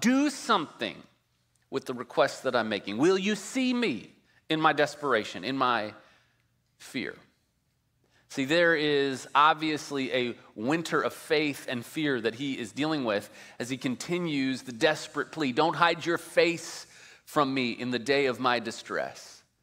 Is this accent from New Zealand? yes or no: no; Midwest, United States; moved away as an adult; also born or lived in Colorado; now in California, United States; I grew up in the Midwest